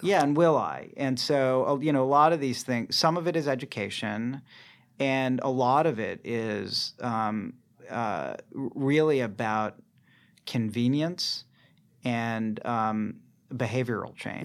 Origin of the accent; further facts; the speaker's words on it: Boston, Massachusetts, United States; now in San Francisco, United States; I'm from the Boston area